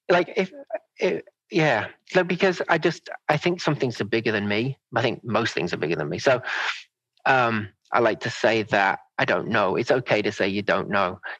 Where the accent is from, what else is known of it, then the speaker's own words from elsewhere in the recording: Manchester, North West England, United Kingdom; born there; also born or lived in Cheshire; I'm an all over. I've never